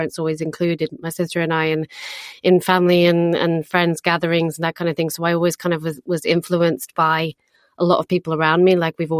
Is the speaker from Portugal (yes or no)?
yes; Algarve, Portugal; I'm British, born and raised in Portugal, in the sunny Algarve, south of Portugal. Absolutely incredible upbringing.